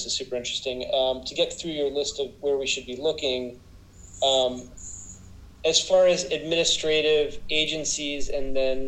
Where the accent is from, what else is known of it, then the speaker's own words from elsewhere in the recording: Conor Lamb's district, Pennsylvania, United States; I was born in Connor Lamb's district